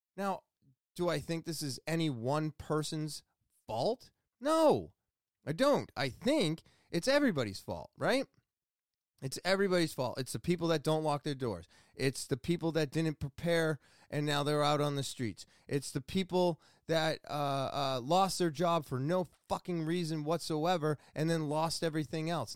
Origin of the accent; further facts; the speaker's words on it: Manchester, United States; right here in my hometown